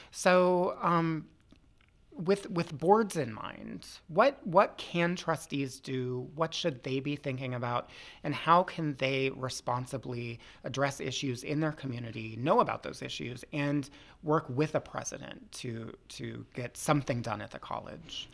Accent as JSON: {"language": "English", "area": "Loudoun County", "region": "Northern Virginia", "country": "United States", "tie": "born or raised there", "said": "I grew up in Northern Virginia, too, in Loudoun County."}